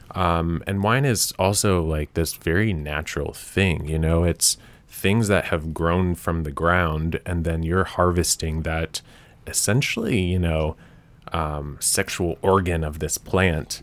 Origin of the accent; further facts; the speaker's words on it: Nashville, Tennessee, United States; moved back to Nashville, 'cause I'm from Nashville.